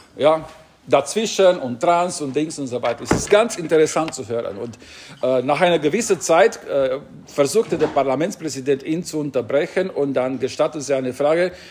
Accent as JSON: {"language": "German", "country": "Romania", "tie": "born or raised there", "moved": "yes", "lives_now": "Singen, Germany", "said": "als ich Personalausweis in Rumänien, bei uns hieß es damals Identitätsausweis bekommen habe"}